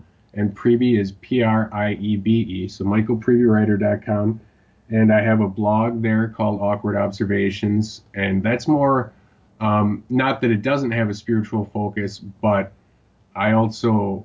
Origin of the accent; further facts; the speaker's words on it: Wisconsin, United States; Wisconsin, my home state